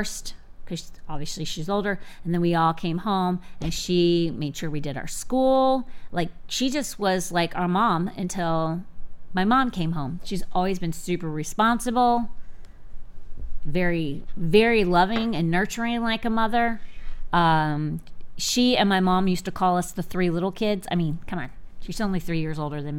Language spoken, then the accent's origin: English; Sarasota, Florida, United States; moved away; also born or lived in Fort Myers, Florida / Polk County, Florida / Virginia / D.C. area; I was born in Sarasota, Florida. I grew up here until I was 10, but I lived in different places.